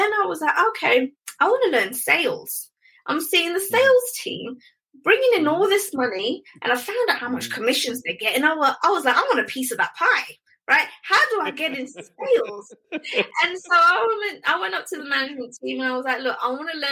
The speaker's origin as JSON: {"language": "English", "country": "United Kingdom", "said": "I'm a Brit, they loved my accent"}